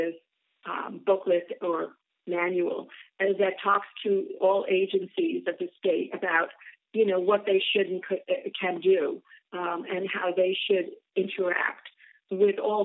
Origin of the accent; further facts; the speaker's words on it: New York, United States; now in Mercer Island, United States; growing up, you know, as a New Yorker